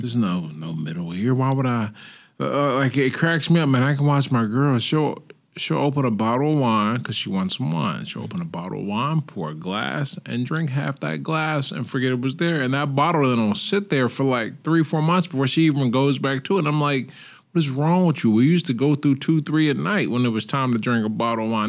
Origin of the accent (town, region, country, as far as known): United States; now in Portugal